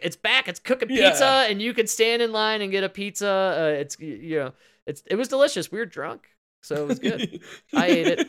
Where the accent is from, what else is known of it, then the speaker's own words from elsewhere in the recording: Chicago, Illinois, United States; I literally said out loud, I'm from Chicago.